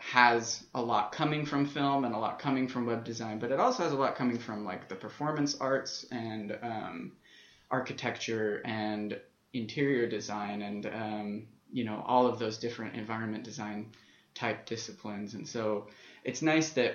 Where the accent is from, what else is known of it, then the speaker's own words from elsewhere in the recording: Las Vegas, Nevada, United States; as a kid, I was growing up in Las Vegas